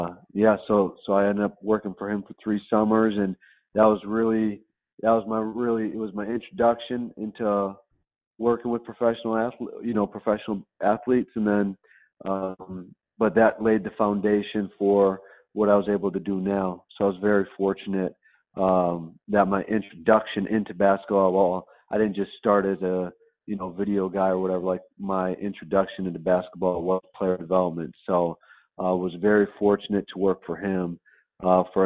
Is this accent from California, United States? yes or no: no; right outside of Chicago, Illinois, United States; I grew up right outside of Chicago